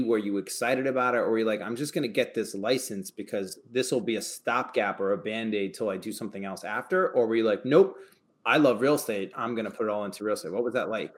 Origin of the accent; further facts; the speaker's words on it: New Paltz, New York, United States; I'm from New Paltz